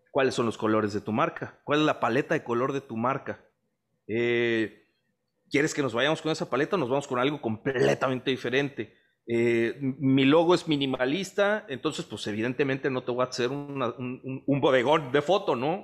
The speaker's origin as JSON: {"language": "Spanish", "region": "Veracruz", "country": "Mexico", "moved": "as an adult", "lives_now": "Monterrey, Mexico", "said": "soy veracruzano orgulloso, radico en Monterrey desde hace como 10 años más o menos"}